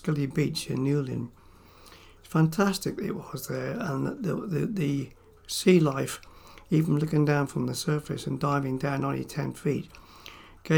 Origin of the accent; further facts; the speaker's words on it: Cornwall, South West England, United Kingdom; I was born in Cornwall, the early part of the war, and like all Cornish boys, the sea became second nature to us